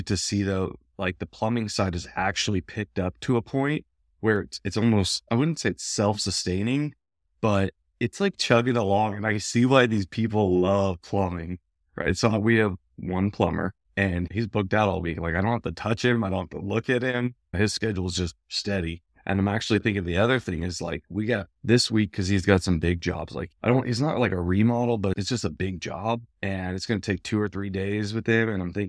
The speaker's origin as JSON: {"language": "English", "region": "West Coast", "country": "United States", "said": "As many of you know, I'm from the West Coast"}